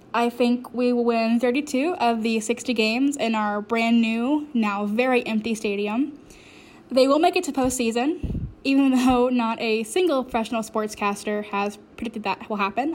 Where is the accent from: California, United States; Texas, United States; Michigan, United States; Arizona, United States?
Texas, United States; Arlington; I was born and raised in Arlington